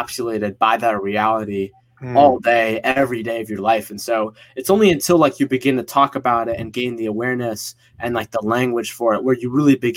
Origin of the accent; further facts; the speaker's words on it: Northeast US, United States; also born or lived in Egypt (parents); they immigrated to the US, to the East Coast, Northeast, like a year before I was born here in America